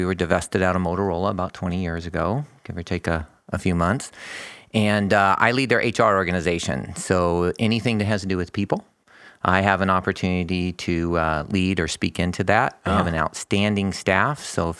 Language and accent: English; Phoenix, Arizona, United States; I grew up in down in Phoenix, pretty close to where I work. So I'm a native of Arizona. I'm used to the heat.